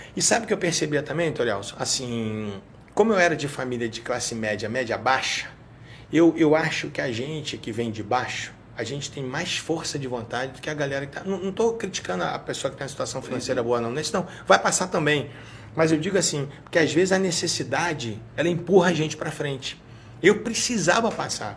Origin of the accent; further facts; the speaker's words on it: Rio de Janeiro, Brazil; accent: carioca; moved away as an adult; now in Minas Gerais, Brazil; E eu nasci no Rio, né? Na Tijuca, né? Vivia a vida inteira na Tijuca